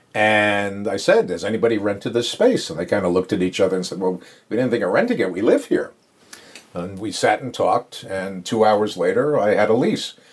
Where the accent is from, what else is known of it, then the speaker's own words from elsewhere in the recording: Long Island, New York, United States; moved away as an adult; also born or lived in Brooklyn, New York; now in Belmont, United States; raised on Long Island